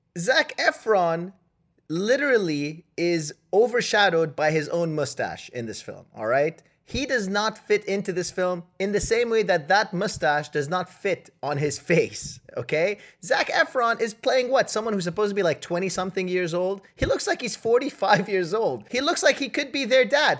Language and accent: English; Canada; I'm Canadian